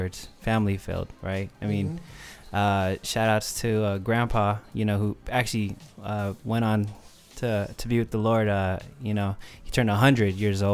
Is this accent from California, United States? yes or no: yes; San Francisco, California, United States; Born and raised, San Francisco all day, Bernal Heights to be exact